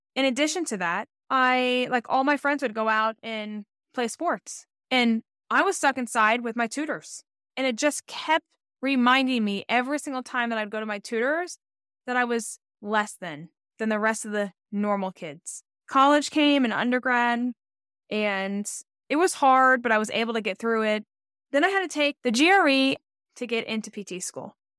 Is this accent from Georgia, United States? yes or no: yes; Atlanta, Georgia, United States; moved away as an adult; also born or lived in Rochester, New York; I'm from Atlanta, Georgia, where the sun shines, hot Atlanta, what they call it.